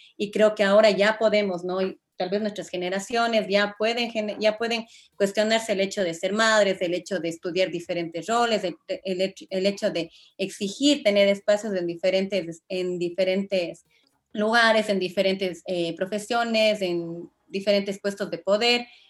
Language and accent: Spanish; Ecuador